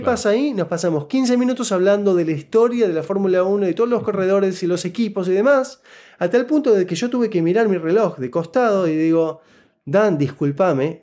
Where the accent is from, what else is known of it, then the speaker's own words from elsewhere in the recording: Buenos Aires, Argentina; first language Spanish; moved away as an adult; now in Canada; yo nací y crecí en Buenos Aires, Argentina